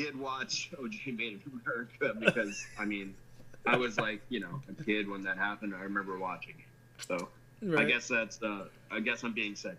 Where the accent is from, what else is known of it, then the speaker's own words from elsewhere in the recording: New Jersey, United States; I'm a New Yorker. Well, New Jersey, but right outside New York City.